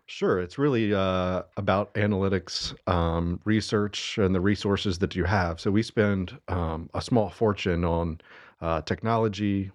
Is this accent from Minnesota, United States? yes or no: no; Statesville, North Carolina, United States; also born or lived in Hickory, North Carolina; now in Cornelius, United States; I grew up in Statesville. Uh, lived there till I was eighteen.